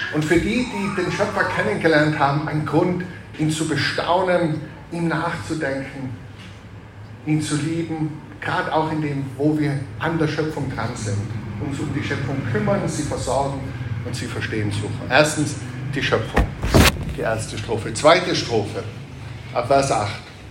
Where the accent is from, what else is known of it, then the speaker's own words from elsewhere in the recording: Tyrol, Austria; als Tiroler